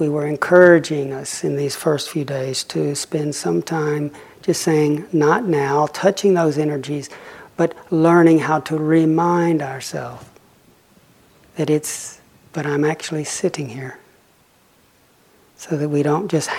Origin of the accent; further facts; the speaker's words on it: Lake Chickamauga, Tennessee, United States; I grew up on Lake Chickamauga